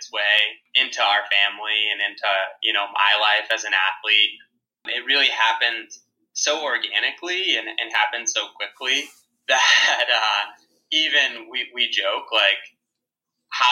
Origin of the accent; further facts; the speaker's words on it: New York City, New York, United States; me being a New Yorker